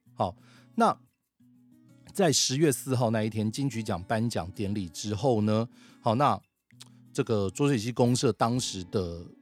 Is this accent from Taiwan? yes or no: yes; Taiwan; 我想身为台湾人